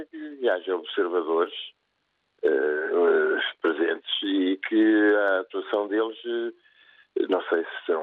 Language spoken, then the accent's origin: Portuguese; Angola; de Angola que sou